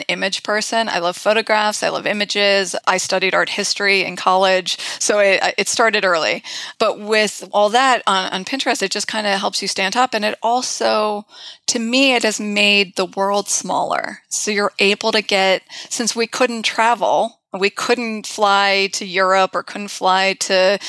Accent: United States; also born or lived in London / Florence; I am American

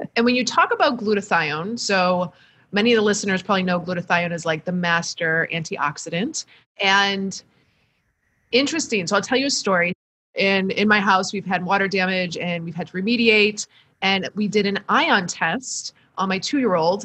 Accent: Michigan, United States; a Midwesterner from All Michigan

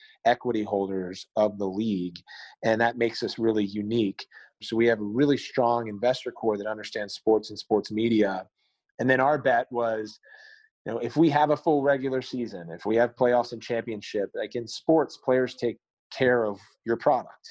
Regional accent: Maryland, United States; I grew up in Maryland

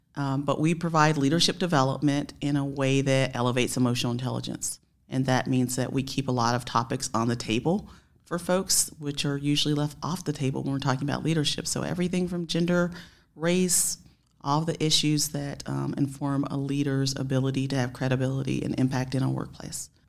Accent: Spartanburg, South Carolina, United States; I was raised in Spartanburg, South Carolina

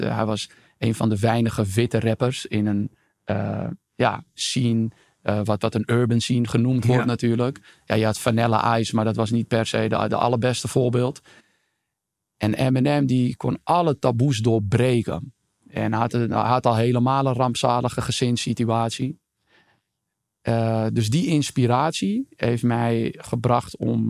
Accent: Amsterdam, North Holland, Netherlands; ik ben geboren en getogen in Amsterdam, Amsterdam-Oost om precies te zijn.

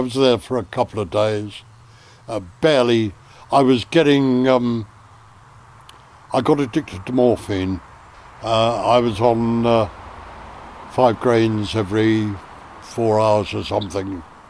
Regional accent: United Kingdom; Oh, you're a limey. I said, well, yeah, I'm British.

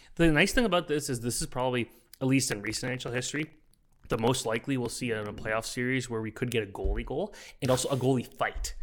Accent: Oakville, Ontario, Canada; I'm from Oakville

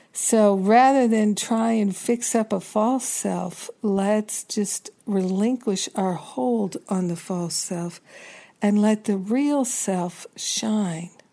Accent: New York, United States; being a New Yorker

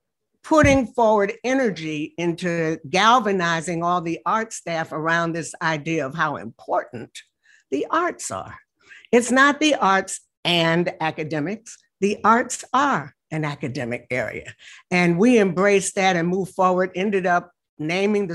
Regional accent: Chicago, Illinois, United States; I'm a Chicagoan

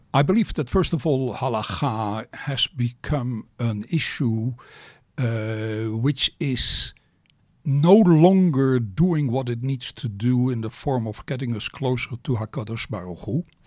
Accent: Amsterdam, North Holland, Netherlands; I was born in Amsterdam

